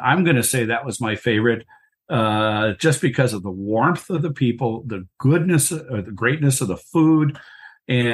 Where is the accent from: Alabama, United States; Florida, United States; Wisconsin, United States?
Wisconsin, United States; I'm from Wisconsin